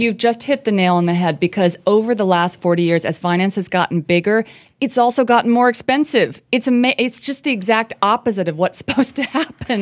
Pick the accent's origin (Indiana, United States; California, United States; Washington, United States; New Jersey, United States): Indiana, United States; rural; I grew up in the Rust Belt. I grew up in a tiny town in rural Indiana